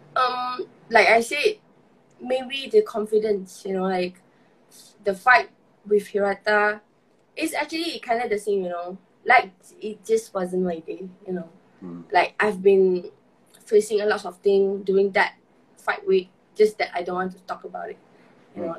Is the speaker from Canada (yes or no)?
no; Malaysia; as a Malaysian